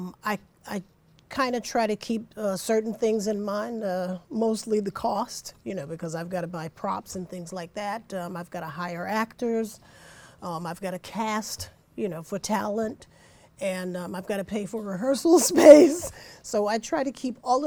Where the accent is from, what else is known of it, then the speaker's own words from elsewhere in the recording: New York City, New York, United States; I grew up in the Bronx